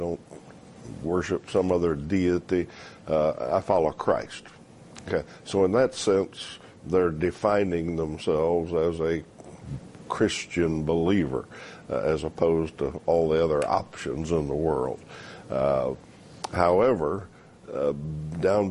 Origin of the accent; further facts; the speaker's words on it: United States; I'm an American.